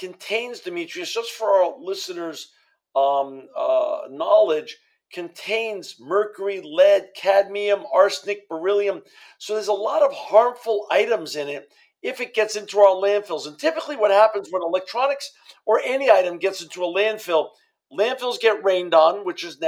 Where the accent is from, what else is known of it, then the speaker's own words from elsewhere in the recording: New York City, New York, United States; now in Fresno, United States; I grew up in New York City, and I now live in Fresno, California, with my wife and children and my granddaughter.